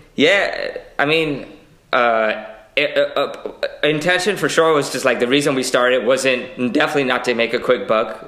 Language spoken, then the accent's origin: English; New York City, New York, United States; born and raised in Queens. I've been in Queens my entire life